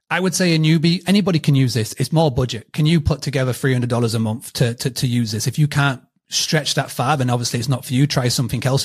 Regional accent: United Kingdom; accent: British; my British accent

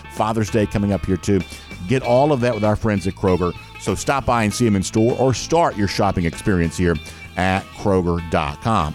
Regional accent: Gainesville, Georgia, United States; I'm a Gainesville guy. I didn't go to Gainesville High School, but I'm from Hall County

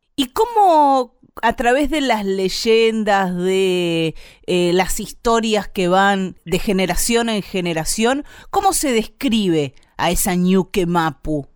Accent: Bahía Blanca, Buenos Aires Province, Argentina; soy de Bahía Blanca, así que imagínate si, si tendré cotidianidad con integrantes de, del pueblo mapuche, con la cantidad de abuelas que viven ahí en mi ciudad

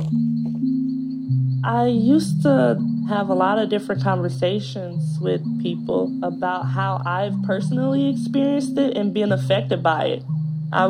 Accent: San Leandro, California, United States; I'm 11 years old. I'm from San Leandro, California.

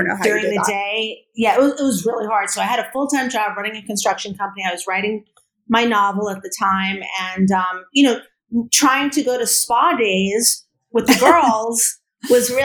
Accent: New York City, New York, United States; I'm from the Bronx

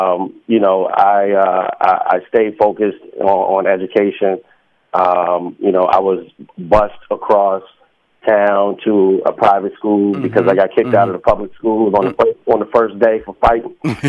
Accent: Washington, District of Columbia, United States; originally I'm from Washington, D.C. {S1} Mm-hmm. {S2} I grew up in Northeast D.C. In a place called Langston Terrace.

